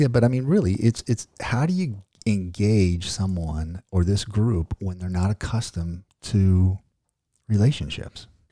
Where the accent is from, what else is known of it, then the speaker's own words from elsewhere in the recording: Ozark, United States; I'm from Ozark, so we kinda create our own words